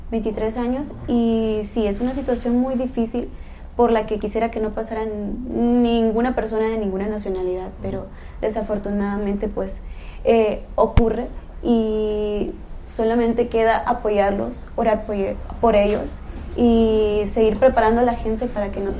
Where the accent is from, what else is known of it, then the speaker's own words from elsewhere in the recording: Honduras; Yo soy de Honduras. También hice el casting.